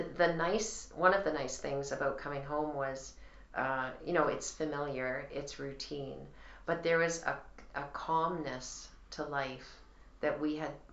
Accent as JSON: {"language": "English", "country": "Canada"}